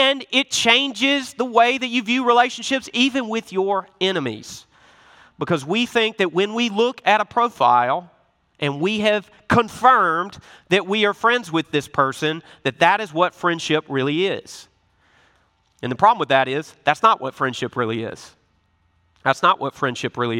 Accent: Memphis, Tennessee, United States; I'm from Memphis, Tennessee. I got an accent

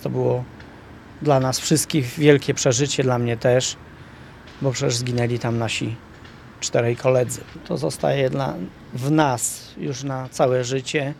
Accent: Zakopane, Lesser Poland, Poland; jestem zakopiańczykiem z urodzenia

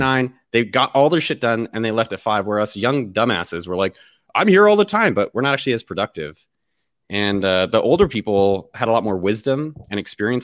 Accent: Cupertino, California, United States; moved away; I was born in the Bay Area. So, I was born, like, literally, like, a few blocks from Apple's campus. So, my whole my first thirty years of my life was all in, immersed in that world.

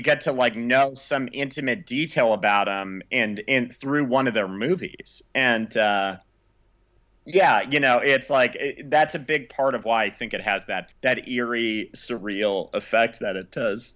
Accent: Tucson, Arizona, United States; Tucson, which is my, my hometown

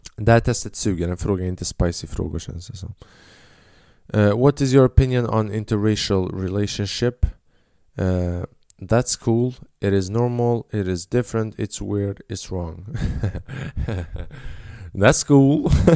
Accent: Albania; now in Sweden; Jag är från Albanien

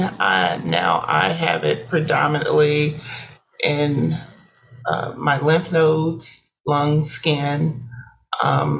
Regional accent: Fort Wayne, Indiana, United States; I am from Fort Wayne, okay. Northeast part of Indiana.

